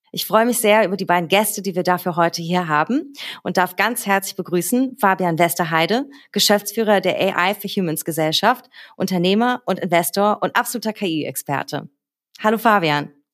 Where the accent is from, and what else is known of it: Berlin, Germany; born or raised there